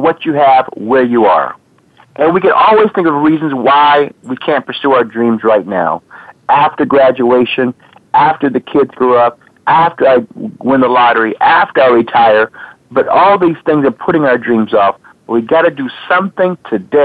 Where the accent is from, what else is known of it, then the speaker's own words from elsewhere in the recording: Los Angeles, California, United States; also born or lived in Ghana; I'm from Los Angeles, and I was doing business projects there